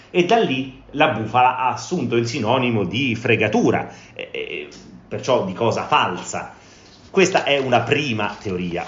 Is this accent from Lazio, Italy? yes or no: yes; Rome, Lazio, Italy; sono di Roma